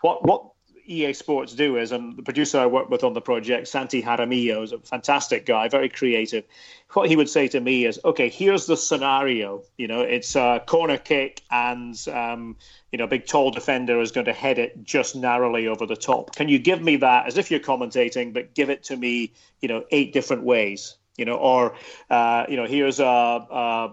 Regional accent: Aberdeen, Scotland, United Kingdom; growing up in Aberdeen in the northeast of Scotland

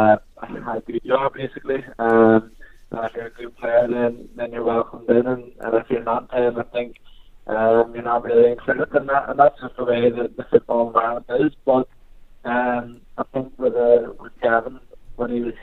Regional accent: Northern Ireland, United Kingdom; moved away as an adult; now in Oxford, United Kingdom

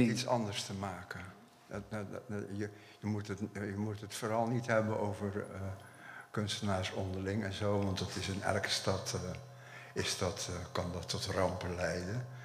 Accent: Dordrecht, South Holland, Netherlands; we komen allemaal uit Dordrecht. Het werk is in Dordrecht gemaakt.

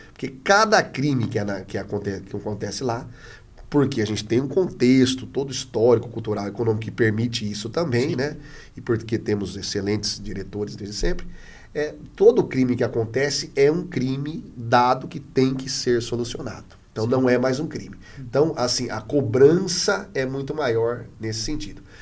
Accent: Adamantina, São Paulo, Brazil; also born or lived in Presidente Prudente / Carapicuíba; Eu sou né, do, do interior de São Paulo, sou de Adamantina

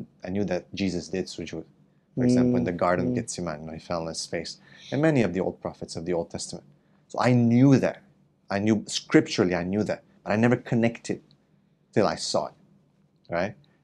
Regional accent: Romania; also born or lived in Canada; now in Malaysia; I was born in Romania.

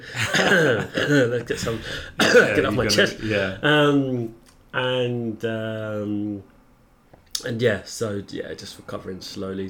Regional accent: London, United Kingdom; I grew up in South West London, Battersea

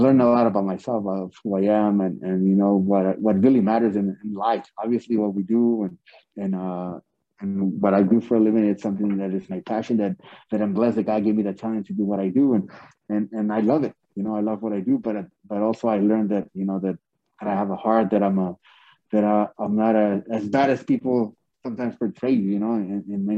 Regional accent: Ciudad Juárez, Chihuahua, Mexico; also born or lived in El Paso, Texas; Because I grew up in El Segundo Barrios, in Ciudad Juárez, in La Raya, Colorado, which was like, it was like pretty tough

